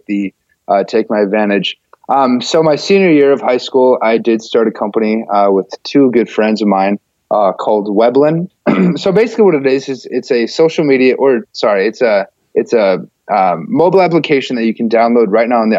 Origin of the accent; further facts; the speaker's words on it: Fargo, North Dakota, United States; I grew up in Fargo